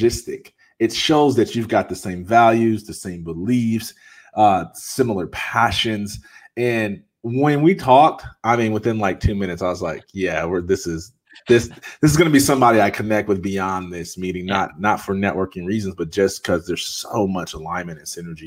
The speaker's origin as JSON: {"language": "English", "town": "Jackson", "region": "Michigan", "country": "United States", "said": "I'm from Jackson, Michigan. Nobody knows where that's at. It's an hour and a half from Detroit."}